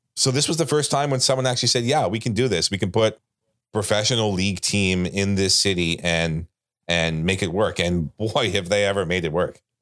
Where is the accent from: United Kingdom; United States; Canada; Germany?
Canada; I was from Canada